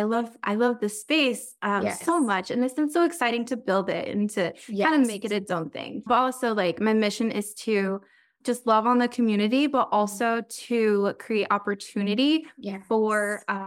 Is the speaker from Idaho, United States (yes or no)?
yes; Bonners Ferry, Idaho, United States; I grew up in Bonners Ferry. It's been my home for a long time.